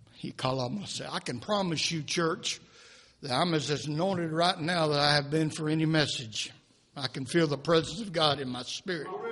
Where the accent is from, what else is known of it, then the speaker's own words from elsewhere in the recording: United States; we were born and raised in America